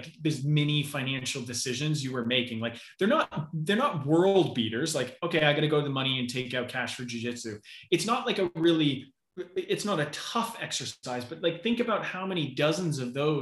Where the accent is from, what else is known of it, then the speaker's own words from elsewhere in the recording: Canada; accent: Canadian; my accent right now is Canadian